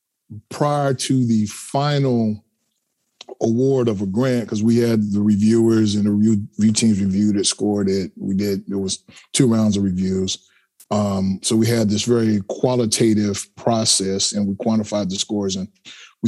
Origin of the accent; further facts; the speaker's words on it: Pine Bluff, Arkansas, United States; I'm from Pine Bluff, Arkansas, small town in central Arkansas, actually in the Arkansas Mississippi River Delta.